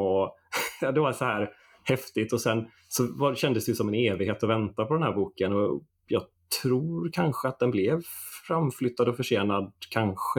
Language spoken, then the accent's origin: Swedish; Stenkullen, Västra Götaland, Sweden; also born or lived in Floda; jag är uppväxt här i Floda, eller ja. Stenkullen då, och bor i Floda nu, utanför Göteborg